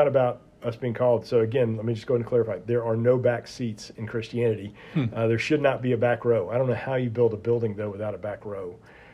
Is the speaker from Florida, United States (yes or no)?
yes; Florida, United States; Growing up in Florida